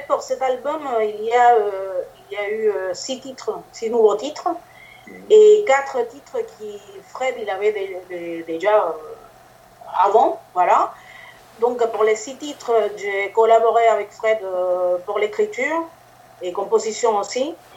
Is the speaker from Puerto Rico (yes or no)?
yes; Puerto Rico; French is a second language; moved away; je viens de Porto Rico.